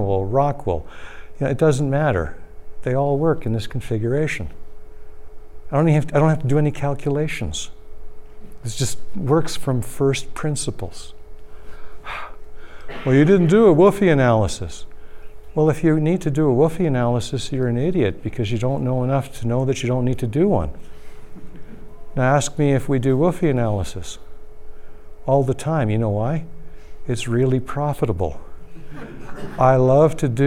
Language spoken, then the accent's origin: English; Toronto, Ontario, Canada; moved away; I'm from Toronto originally